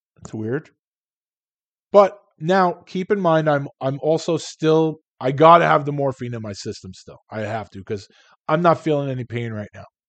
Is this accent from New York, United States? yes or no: yes; New York City, New York, United States; moved away as an adult; also born or lived in Long Island / Philadelphia; I'm from Queens. I lived on Long Island. At the time, I was living in Philadelphia